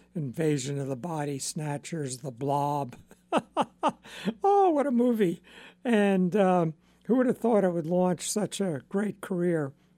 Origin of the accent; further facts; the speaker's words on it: Long Island, New York, United States; I grew up on Long Island